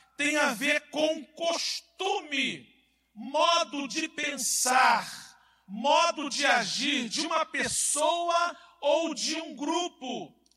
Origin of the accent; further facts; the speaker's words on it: Brazil; Eu estou falando como brasileiro que sou e amo